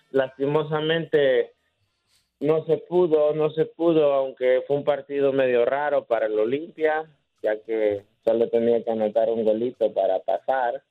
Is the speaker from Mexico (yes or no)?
no; Honduras; soy hondureño